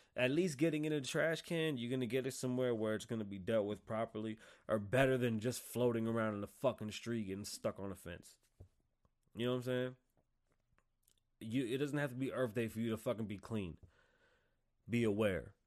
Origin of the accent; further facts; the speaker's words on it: United States; I'm American